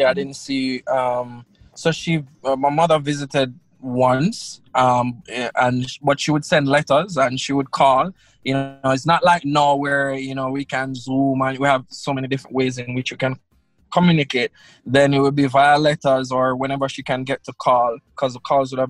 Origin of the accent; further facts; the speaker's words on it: Russia; born there; Yeah, I was born in Russia.